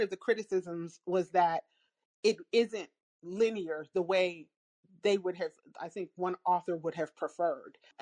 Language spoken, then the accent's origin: English; United States; as an American